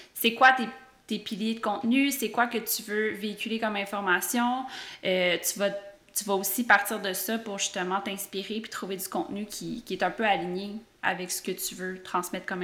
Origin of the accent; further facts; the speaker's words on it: Quebec, Canada; en tant que Québécois